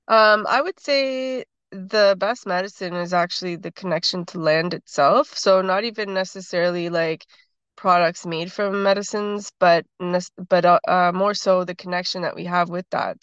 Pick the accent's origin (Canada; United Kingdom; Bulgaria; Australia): Canada; Toronto, Ontario; also born or lived in Six Nations, Ontario; I grew up in Toronto